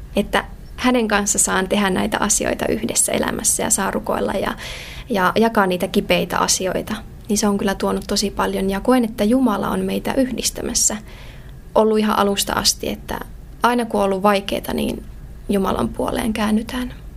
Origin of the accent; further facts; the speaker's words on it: Joensuu, North Karelia, Finland; Mä oon tota, alun perin syntyjään tuolta Pohjois-Karjalasta, Joensuusta kotoisin